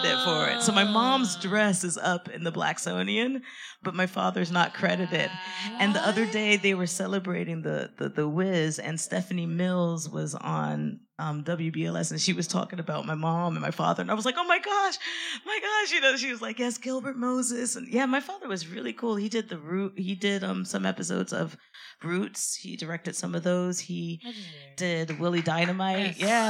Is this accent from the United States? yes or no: no; France; moved away as an adult; now in London, United Kingdom; I grew up completely in France. I only left France four or five years ago.